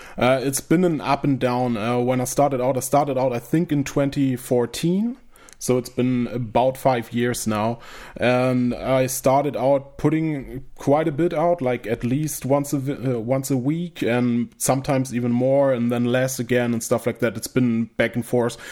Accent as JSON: {"language": "English", "country": "Germany", "second_language": "English"}